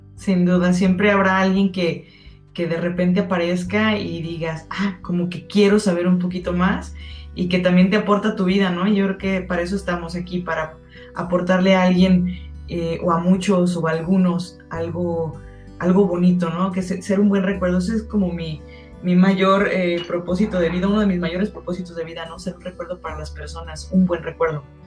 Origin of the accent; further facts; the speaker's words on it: Guadalajara, Jalisco, Mexico; soy tapatía